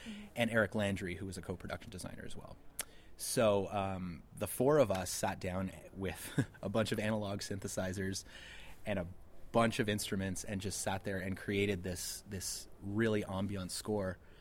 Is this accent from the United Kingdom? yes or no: no; Ottawa, Ontario, Canada; we're from Ottawa, and it's a very much DIY film community there